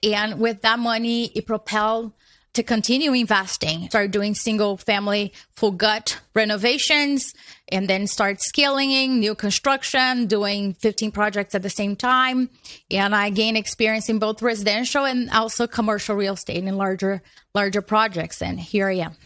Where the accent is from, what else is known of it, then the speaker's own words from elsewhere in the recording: Brazil; moved away as an adult; now in United States; I was born in Brazil.